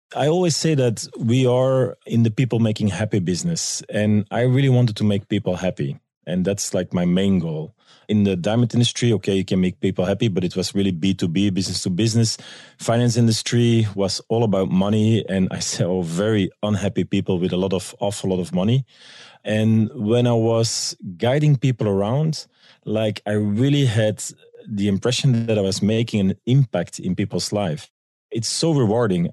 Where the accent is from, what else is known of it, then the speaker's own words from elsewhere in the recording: Belgium; moved away as an adult; now in New York, United States; I'm from Belgium